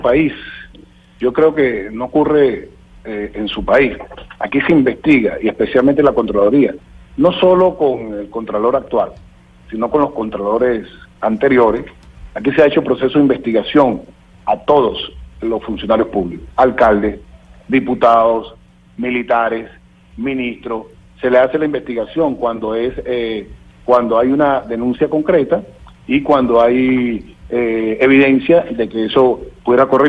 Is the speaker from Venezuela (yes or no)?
yes; Venezuela